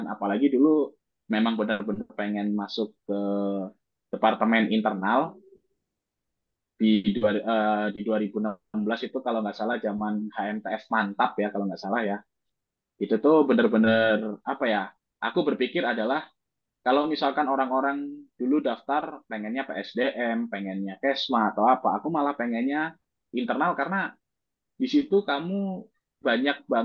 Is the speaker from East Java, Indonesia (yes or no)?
yes; Surabaya, East Java, Indonesia; kalau jujur aku orang Surabaya sebenarnya kalau dari ITS ke Surabaya itu eh ke rumahku itu cuma setengah jam